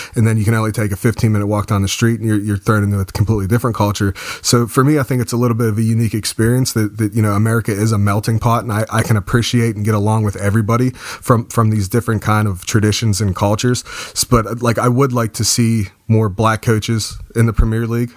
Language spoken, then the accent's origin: English; United States; being an American